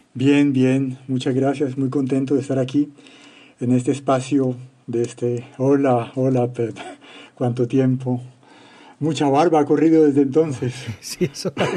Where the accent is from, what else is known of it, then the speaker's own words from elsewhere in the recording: Cali, Valle del Cauca, Colombia; moved away as an adult; now in France; Siendo uno caleño